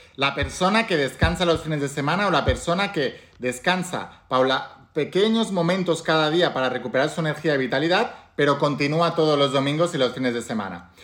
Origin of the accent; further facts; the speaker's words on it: Spain; en España, por ejemplo, que es de donde yo soy